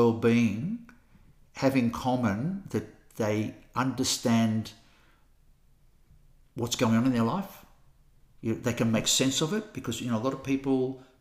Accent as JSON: {"language": "English", "country": "Australia", "moved": "yes", "lives_now": "Christchurch, New Zealand", "said": "I'm an Australian. I live in Christchurch."}